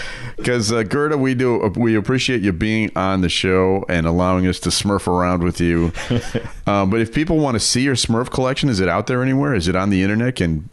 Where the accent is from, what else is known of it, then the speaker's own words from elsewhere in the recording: Germany; I grew up in Germany in the 70s